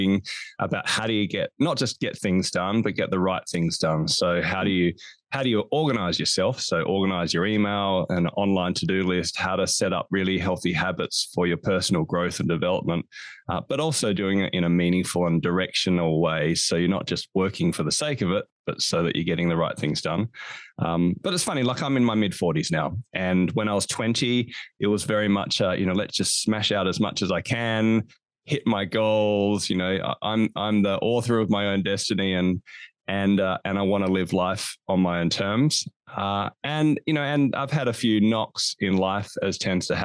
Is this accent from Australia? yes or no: yes; Australia; also born or lived in Hobart, Tasmania; you can hear my accent. I'm from Australia. I live in a place called Hobart, Tasmania.